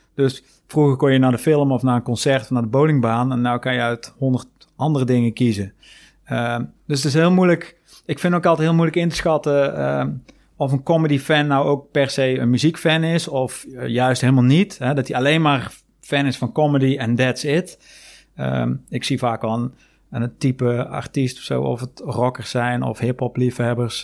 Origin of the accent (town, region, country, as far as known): Netherlands